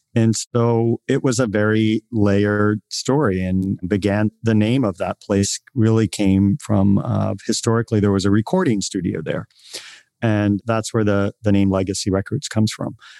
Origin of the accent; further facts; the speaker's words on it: Virginia, United States; moved away as an adult; also born or lived in Boston; now in San Francisco, United States; I grew up in a small town in Virginia, in rural Virginia